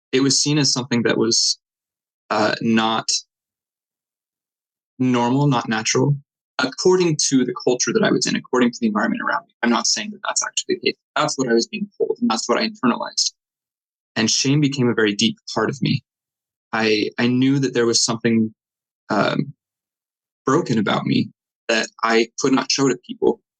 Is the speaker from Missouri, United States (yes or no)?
no; Clinton, Utah, United States; also born or lived in West Point, Utah; I grew up in Davis County, Utah. I, um, first 10 years of my life was in Clinton and then later moved to West Point, Utah. That's just north of Salt Lake, about an hour.